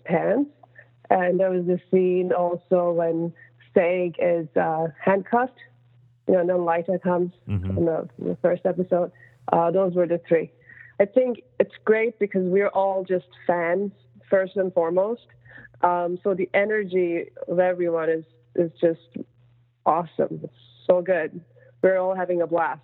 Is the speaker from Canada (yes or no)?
no; Turkey; moved away; I'm from Turkey originally